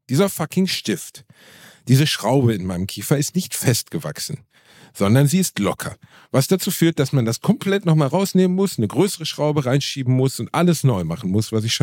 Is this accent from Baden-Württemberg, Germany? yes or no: no; Gelsenkirchen, North Rhine-Westphalia, Germany; Das war einfach mein Zahnarzt als Teenager in Gelsenkirchen.